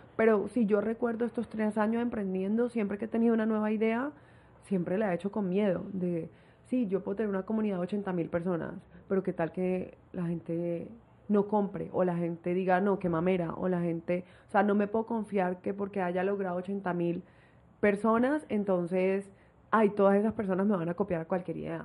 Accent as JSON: {"language": "Spanish", "town": "Barranquilla", "region": "Atlántico", "country": "Colombia", "said": "soy de Barranquilla, tengo 27 años"}